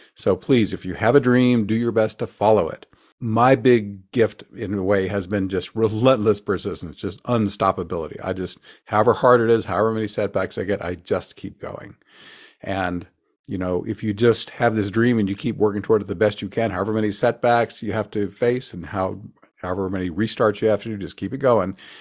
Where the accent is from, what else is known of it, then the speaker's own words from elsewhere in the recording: Oklahoma, United States; Forgive the accent. I grew up in Oklahoma